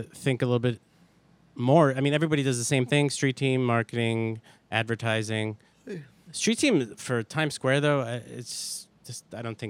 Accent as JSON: {"language": "English", "town": "Brooklyn", "region": "New York", "country": "United States", "tie": "born or raised there"}